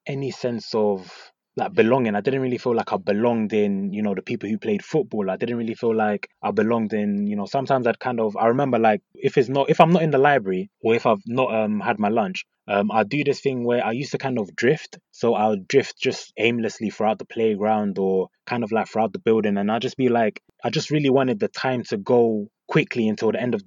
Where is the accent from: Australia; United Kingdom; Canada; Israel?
United Kingdom; London; So I grew up in North London. I went to school in North London as well.